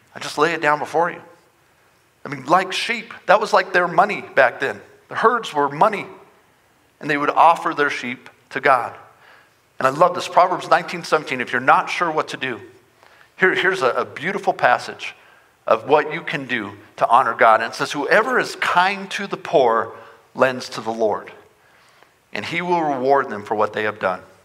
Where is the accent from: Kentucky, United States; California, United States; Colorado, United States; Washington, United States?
Colorado, United States; Front Range; moved away as an adult; now in Montrose, United States; I grew up on the Front Range